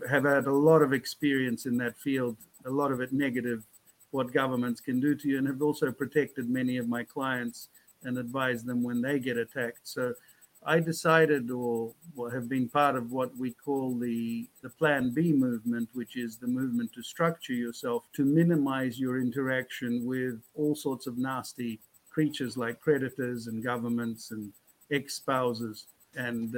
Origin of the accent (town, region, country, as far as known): Australia; born or raised there; moved away as an adult; also born or lived in Moscow, Russia / Russian Far East / Fiji / Panama